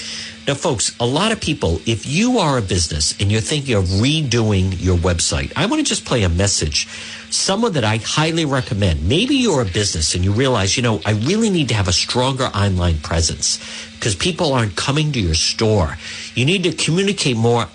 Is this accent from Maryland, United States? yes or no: no; Edgewood, Rhode Island, United States; when I was growing up in Edgewood in Rhode Island